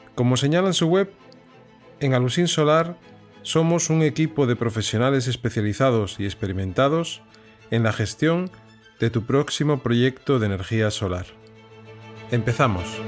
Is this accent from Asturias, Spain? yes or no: yes; Piedras Blancas, Asturias, Spain; also born or lived in Avilés; yo también soy de Avilés, yo soy nacido también ahí y criado en Piedras Blancas